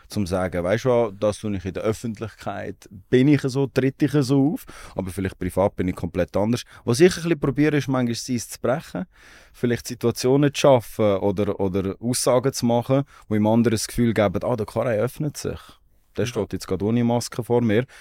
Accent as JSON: {"language": "German", "town": "Aarau", "region": "Aargau", "country": "Switzerland", "tie": "born or raised there", "said": "Ich komme aus Aarau."}